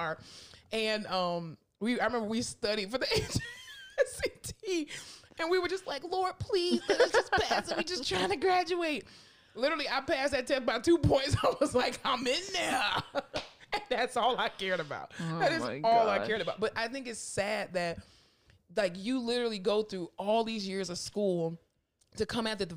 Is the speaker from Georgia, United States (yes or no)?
no; Florida, United States; moved away as an adult; now in Texas, United States; I'm from Florida